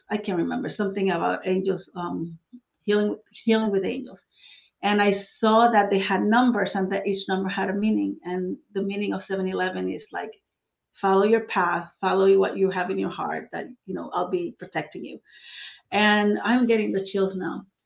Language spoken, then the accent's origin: English; Puerto Rico; moved away as an adult; now in Florida, United States; I'm from Puerto Rico. I was born and, and raised there